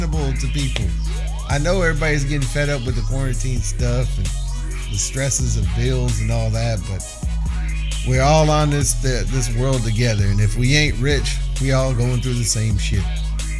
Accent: San Antonio, Texas, United States; I'm from San Antonio

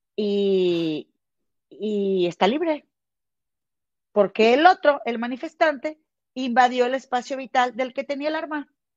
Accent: Mexico; now in United States; somos, somos mexicanas

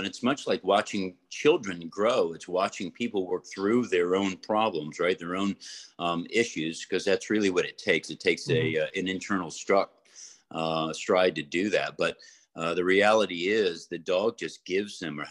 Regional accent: Florida, United States; I grew up in Florida

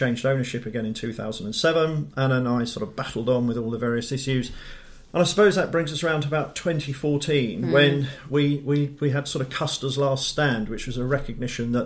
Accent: Dartford, South East England, United Kingdom; moved away as an adult; also born or lived in Lincolnshire / Leeds / Cambridge / London; I was born in Dartford, Kent. Glorious Dartford

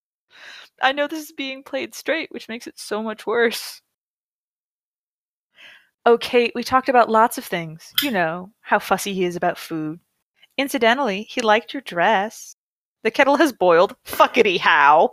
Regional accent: United States; as an American

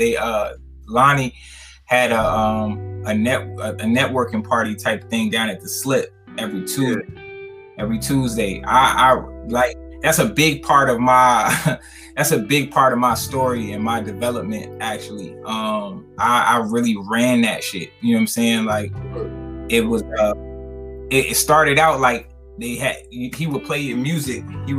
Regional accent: New York, United States; now in Richmond, United States; Yeah, I mean, I'm originally from New York, but I've been down here for probably maybe a little more than 30 years. So I definitely, you know, definitely have my roots in Richmond. I consider myself a Richmonder more so than anything.

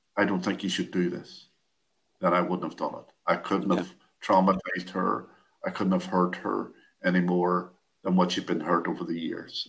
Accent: Derry, Northern Ireland, United Kingdom; I was born and lived in Derry, Northern Ireland, all my life

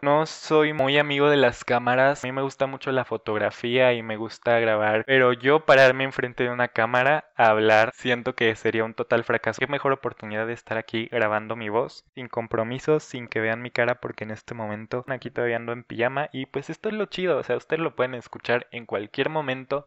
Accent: Querétaro, Mexico; tengo 19 años, soy de Querétaro

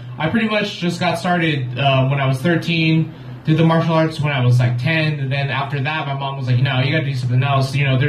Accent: Long Beach, California, United States; So pretty much I've been in this area all my life.

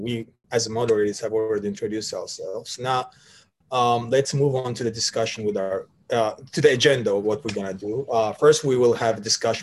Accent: Sumgayit, Azerbaijan; now in Washington, D.C., United States; I'm born and raised in Sumgayit, Azerbaijan, but now residing in Washington, D.C., United States.

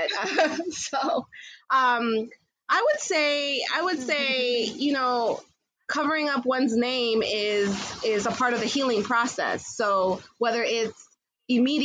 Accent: Jamaica; I am Jamaican

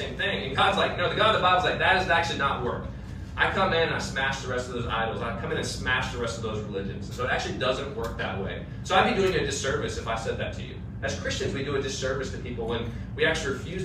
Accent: United States; as an American

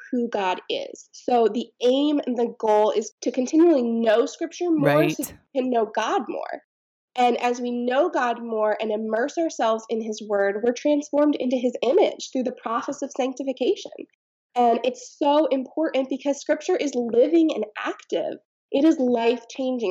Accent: Pennsylvania, United States; also born or lived in Texas; I grew up in Pennsylvania, and then I moved away for college

